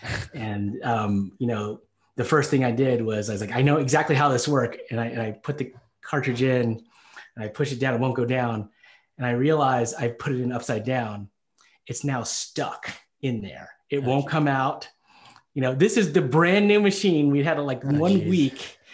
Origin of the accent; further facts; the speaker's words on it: the South, United States; And you know, growing up in the South, like, again, I you know, people might have said things to me.